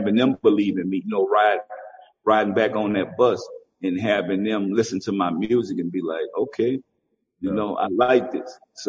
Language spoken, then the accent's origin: English; the South, United States; You know, I'm from the South.